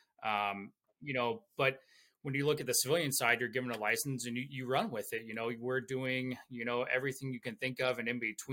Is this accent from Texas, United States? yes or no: no; Ohio, United States; now in Eagle Mountain, United States; I'm actually originally from Ohio, and I currently live in Eagle Mountain, Utah